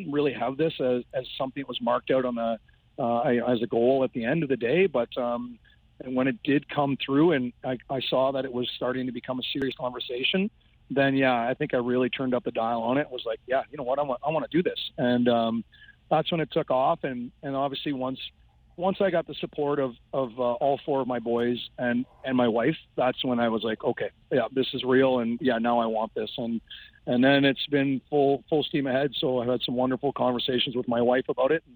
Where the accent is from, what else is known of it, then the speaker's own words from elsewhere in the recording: Kitchener, Ontario, Canada; growing up in the Kitchener Auditorium, I literally grew up in the hallways there